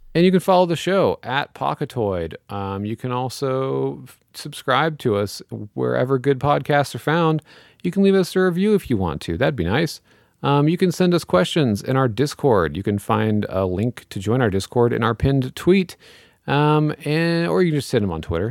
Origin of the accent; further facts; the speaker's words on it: Missouri, United States; I'm from Missouri